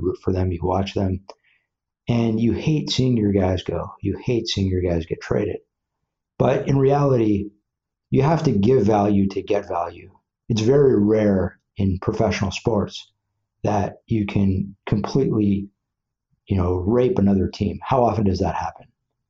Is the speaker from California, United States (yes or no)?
yes; Los Angeles, California, United States; also born or lived in Westwood, Los Angeles; I grew up in Tarzana